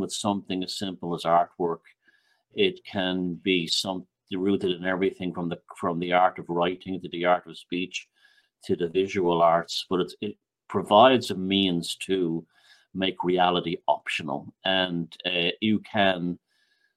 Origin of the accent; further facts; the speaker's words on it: Ireland; moved away; also born or lived in New York; I'm from Ireland